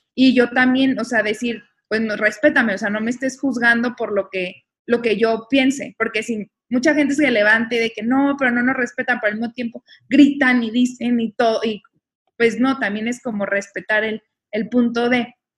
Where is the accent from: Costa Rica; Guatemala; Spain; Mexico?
Mexico; somos mexicanos